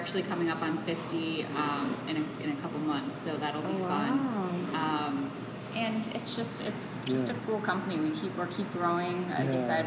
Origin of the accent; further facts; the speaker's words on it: Chicago, Illinois, United States; I grew up in Chicago, it was long before I worked there